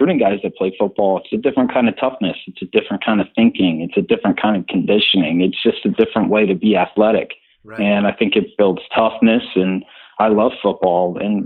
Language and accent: English; Orlando, Florida, United States; also born or lived in Birmingham; we moved to Orlando from Birmingham when I was 6 years old